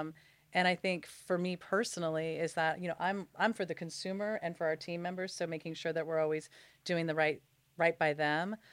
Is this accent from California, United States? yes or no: yes; Los Angeles, California, United States; I'm born and raised in Los Angeles